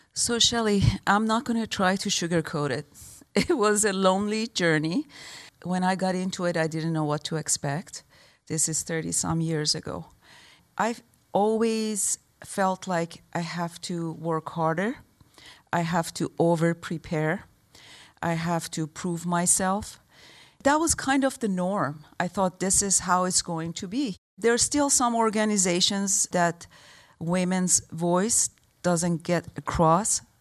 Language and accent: English; Tehran, Tehran Province, Iran; moved away; also born or lived in Michigan, United States; I grew up in Iran.